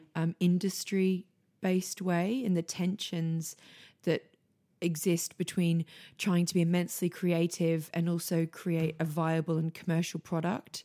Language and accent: English; Australia; moved away as an adult; now in London, United Kingdom; I grew up on a farm, um, in, in rural Australia, um, a wool farm, actually.